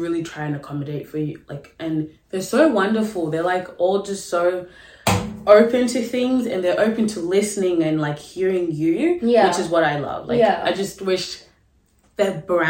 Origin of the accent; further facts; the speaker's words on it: Australia; I came here when I was six, right, and I've been here ever since